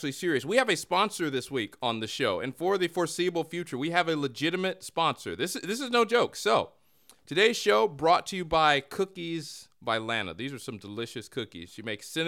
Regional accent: United States; I'm American

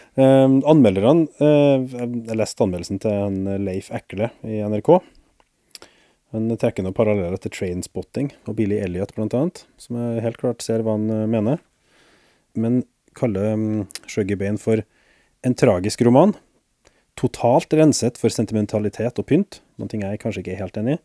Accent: Norway; for meg som nordmann

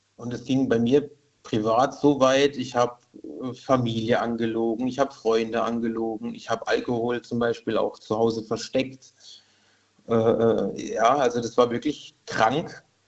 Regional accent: Karlsruhe, Baden-Württemberg, Germany; moved away as an adult; now in Rülzheim, Germany; aufgewachsen in Karlsruhe, groß geworden

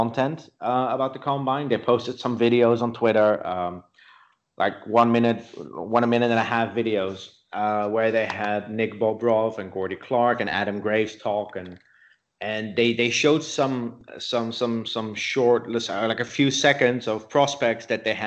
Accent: Netherlands; I grew up in the Netherlands.

